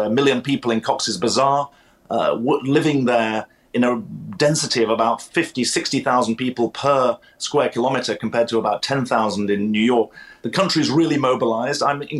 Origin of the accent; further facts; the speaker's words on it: United Kingdom; moved away as an adult; now in United States; as a Brit who is a proud Brit now living in the US, but still a citizen and with many friends and family there.